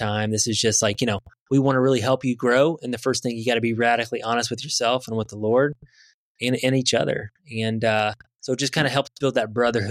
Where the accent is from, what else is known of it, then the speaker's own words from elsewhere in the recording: Midwest, Indiana, United States; I'm from Indiana Midwest